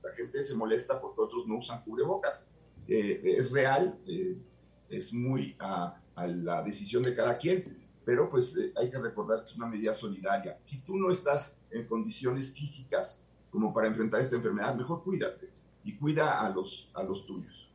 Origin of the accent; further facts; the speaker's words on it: Mexico; como mexicano